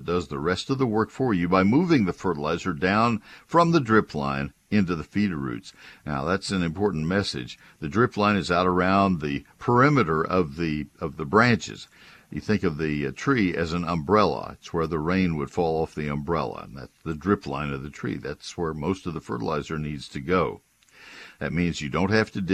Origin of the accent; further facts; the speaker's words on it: Bryan-College Station, Texas, United States; also born or lived in San Antonio, Texas; My hometown of Bryan College Station